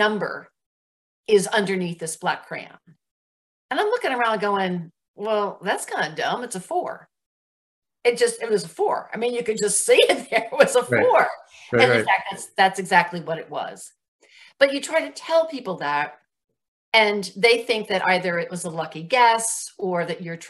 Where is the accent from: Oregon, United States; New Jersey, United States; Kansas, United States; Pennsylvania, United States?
New Jersey, United States; moved away; I was raised back east in New Jersey